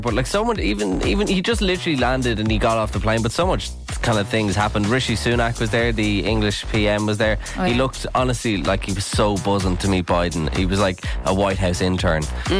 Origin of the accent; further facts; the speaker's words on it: Ireland; Aren't we so lucky as Irish people?